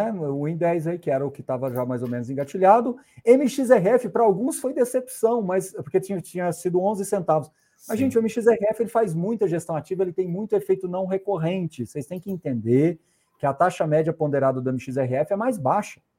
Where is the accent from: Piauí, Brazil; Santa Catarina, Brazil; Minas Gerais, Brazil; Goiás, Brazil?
Goiás, Brazil; Morrinhos; born there; você me fez voltar lá em Morrinhos, agora onde eu nasci, viu?